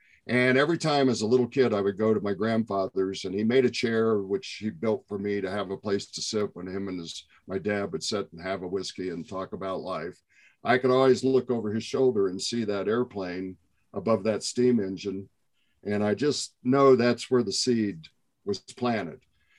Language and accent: English; Indiana, United States; I grew up in Indiana.